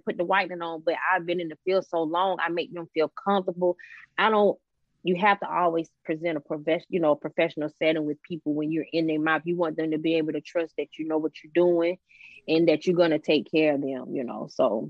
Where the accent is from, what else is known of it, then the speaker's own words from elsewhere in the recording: Columbia, South Carolina, United States; now in Atlanta, United States; So once I moved from Columbia, South Carolina, and moved to Atlanta, Georgia in 2003